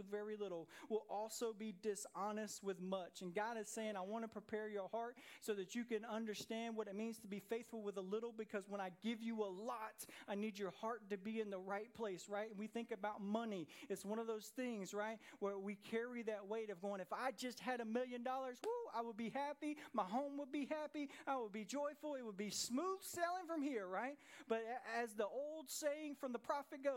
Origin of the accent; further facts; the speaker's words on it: Jonesboro, Georgia, United States; I grew up in Jonesboro, Georgia, on the south side of Atlanta